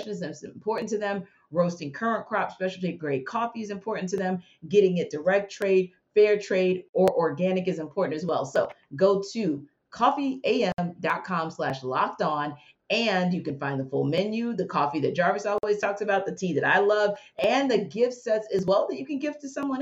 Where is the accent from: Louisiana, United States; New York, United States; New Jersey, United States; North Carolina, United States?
Louisiana, United States; New Orleans; now in Atlanta, United States; I'm from New Orleans